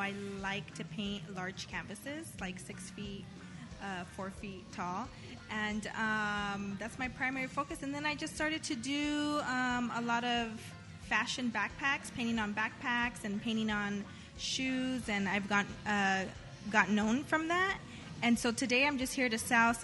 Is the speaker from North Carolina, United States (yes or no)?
no; Whittier, California, United States; I grew up in Whittier since I moved here when I was like 4